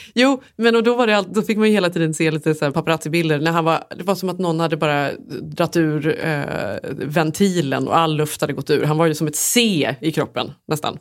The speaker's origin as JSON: {"language": "Swedish", "country": "Sweden", "moved": "yes", "said": "som svensk"}